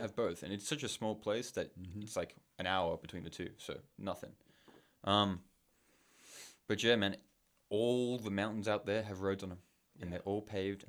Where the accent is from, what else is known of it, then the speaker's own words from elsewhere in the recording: Hong Kong; also born or lived in Australia; No, I grew up in, I was born in Australia. {S0} Okay. {S1} I lived there until I was 5 years old. And then when I was five, my parents shipped off to Hong Kong.